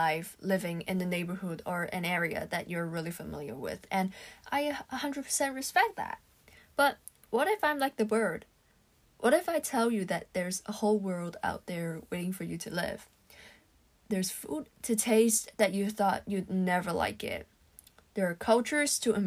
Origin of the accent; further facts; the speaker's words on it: Hong Kong; Growing up in Hong Kong, it's common for families to travel outside the city during holiday breaks